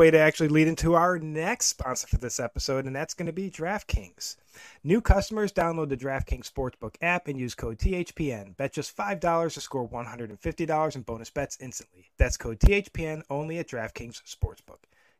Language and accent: English; Buffalo, New York, United States; moved away; also born or lived in St. Louis; growing up in Buffalo